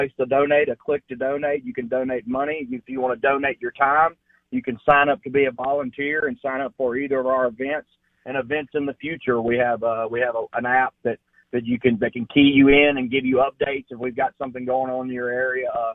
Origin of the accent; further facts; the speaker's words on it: Senatobia, Mississippi, United States; I am from Senatobia, Mississippi